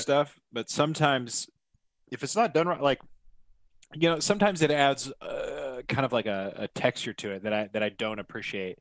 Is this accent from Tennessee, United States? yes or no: no; Oregon, United States; my hometown